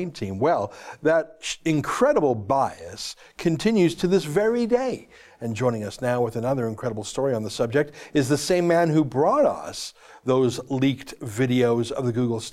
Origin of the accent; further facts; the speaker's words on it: Canada; we're from Canada